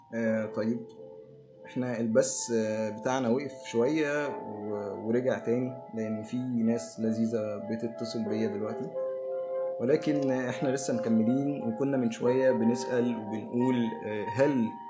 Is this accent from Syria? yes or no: no; Egypt; احنا هنا كمصريين